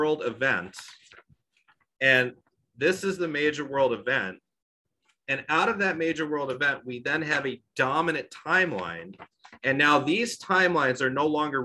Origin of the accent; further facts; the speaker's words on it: Long Island, New York, United States; I'm from Long Island